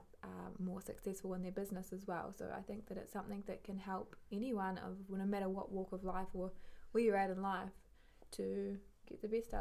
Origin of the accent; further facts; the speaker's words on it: New Zealand; moved away as an adult; now in Amsterdam, Netherlands; I come from New Zealand, middle of nowhere in New Zealand as well